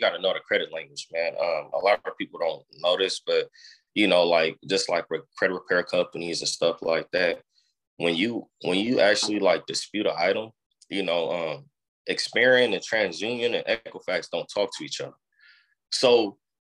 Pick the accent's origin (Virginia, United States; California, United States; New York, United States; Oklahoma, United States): California, United States; Oakland; I was born in Oakland